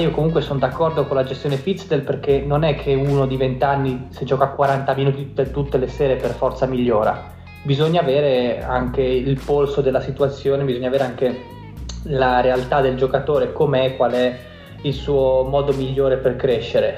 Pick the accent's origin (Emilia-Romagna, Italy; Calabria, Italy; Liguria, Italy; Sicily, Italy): Liguria, Italy; io sono anche ligure da un certo punto di vista